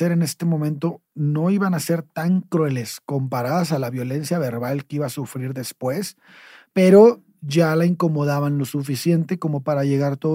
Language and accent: Spanish; Tampico, Tamaulipas, Mexico; nuestro pueblo. Tampico